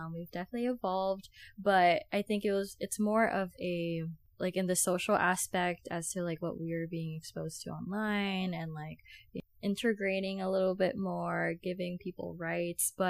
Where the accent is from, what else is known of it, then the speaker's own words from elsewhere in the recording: Philippines; for me, being Filipino, uh, I do believe that we can do better as a Filipino community